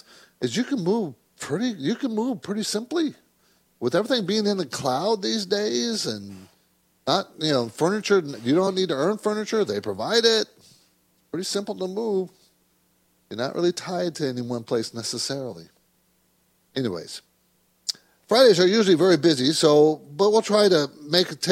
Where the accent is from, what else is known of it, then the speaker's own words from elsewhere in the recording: San Diego, California, United States; My dad was in the Navy, so I grew up in San Diego